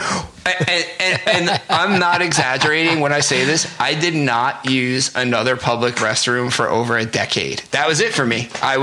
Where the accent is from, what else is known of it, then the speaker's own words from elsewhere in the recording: New Jersey, United States; I'm Italian and I'm from New Jersey